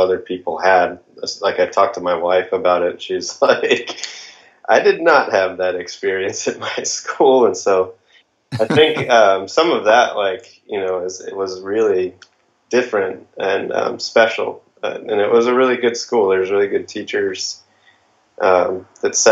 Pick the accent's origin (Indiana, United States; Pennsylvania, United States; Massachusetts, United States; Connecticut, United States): Connecticut, United States; Farmington; also born or lived in Midland, Texas / Colorado; I was actually born in Texas and lived in West Texas, Midland, actually, until I was five, and then we moved to Connecticut at about that time, and I grew up in Farmington, actually in Unionville.